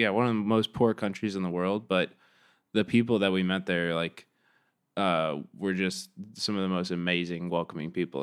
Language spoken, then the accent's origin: English; Kansas City, Missouri, United States; moved away as an adult; also born or lived in Chicago; I grew up in Kansas City, Missouri